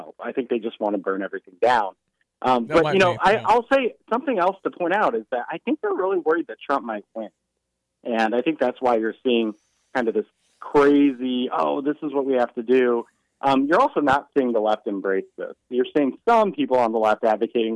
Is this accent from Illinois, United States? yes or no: yes; Illinois, United States; moved away; I'm from the Quad Cities originally, so I know Rock Island County a little bit